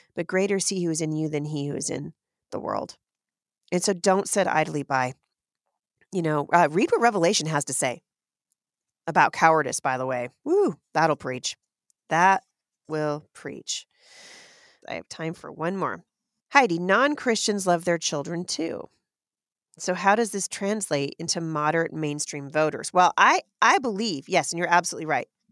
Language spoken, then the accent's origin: English; Portland, Oregon, United States; moved away as an adult; now in Washington State, United States; I've lived in Washington State now for a very long time, but I grew up in Portland.